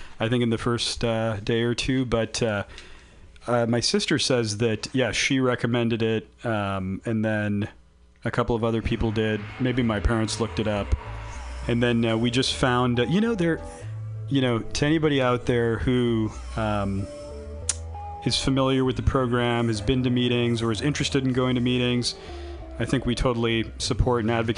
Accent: California, United States; moved away as an adult; I moved back to my home state. Oh, my home state of California.

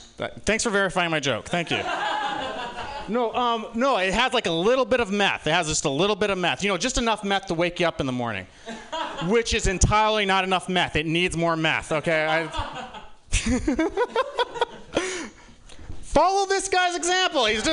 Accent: Utah, United States; now in San Francisco, United States; I was born here in San Francisco, but I grew up in Utah

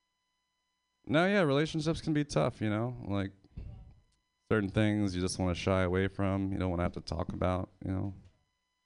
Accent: Pennsylvania, United States; I'm from Pennsylvania

